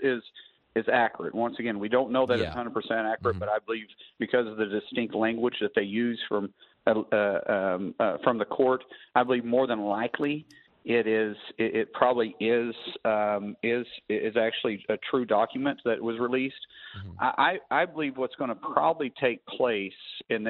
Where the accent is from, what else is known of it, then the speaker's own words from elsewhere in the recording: Oklahoma, United States; I'm from Oklahoma